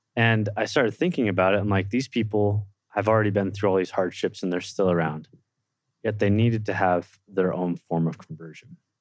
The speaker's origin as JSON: {"language": "English", "town": "Livermore", "region": "California", "country": "United States", "tie": "born or raised there", "moved": "yes", "lives_now": "Provo, United States", "said": "I was born and raised in Livermore, California, right outside San Francisco, California"}